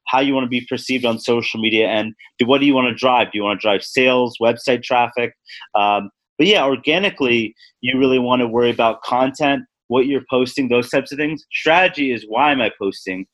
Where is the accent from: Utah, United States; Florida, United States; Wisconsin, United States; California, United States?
California, United States; Los Angeles; moved away as an adult; also born or lived in Midwest / Atlanta; I'm originally from Los Angeles and went to college in the Midwest and then moved to Atlanta for my first position.